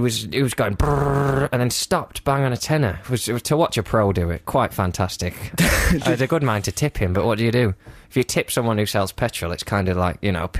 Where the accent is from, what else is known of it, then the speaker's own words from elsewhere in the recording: Lancaster, North West England, United Kingdom; I'm from Lancaster in the northwest of England.